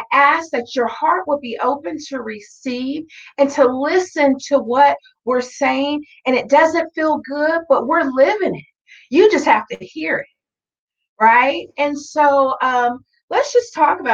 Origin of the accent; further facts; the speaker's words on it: Tonganoxie, Kansas, United States; I grew up in Tonganoxie, Kansas, which is a small little country town in between Lawrence and Leavenworth.